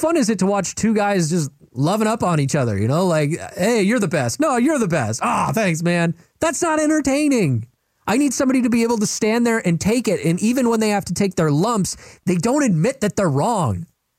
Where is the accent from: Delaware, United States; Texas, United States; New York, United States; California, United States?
Texas, United States; when I was growing up in Texas